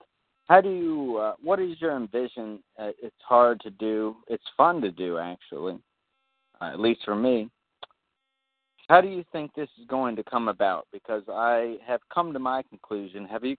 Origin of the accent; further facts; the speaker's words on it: the South, Deep South, United States; even as a Southerner.